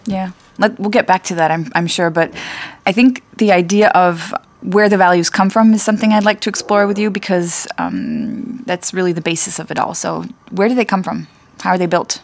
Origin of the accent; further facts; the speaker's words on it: United States; moved away; also born or lived in France; I grew up in the States, but I'm French